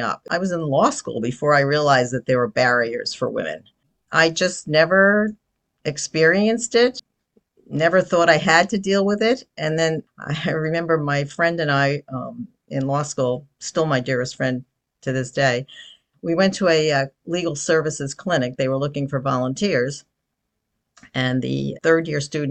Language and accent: English; New Jersey, United States; also born or lived in Bronx, New York; I am from New Jersey. When I was very, very young, I was in the Bronx for a while.